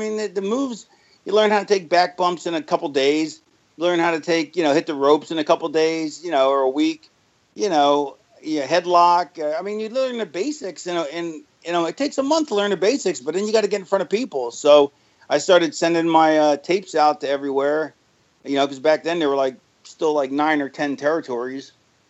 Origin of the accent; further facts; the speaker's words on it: Florida, United States; also born or lived in Philadelphia; I grew up in Florida. I was born in Philly and lived there till I was 9.